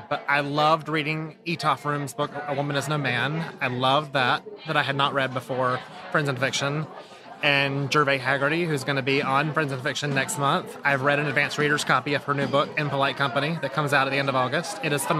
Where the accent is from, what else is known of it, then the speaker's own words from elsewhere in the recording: Myrtle Beach, South Carolina, United States; I'm from Myrtle Beach, South Carolina.